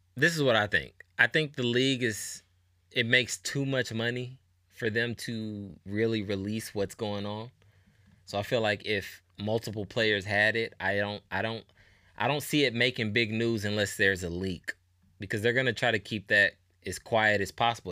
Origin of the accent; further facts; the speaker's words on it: Indianapolis, Indiana, United States; I'm from Nap. I'm from Indianapolis.